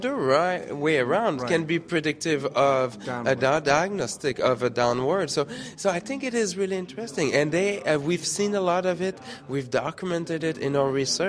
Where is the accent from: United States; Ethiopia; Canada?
Canada; Quebec City, Quebec; moved away; originally from Quebec City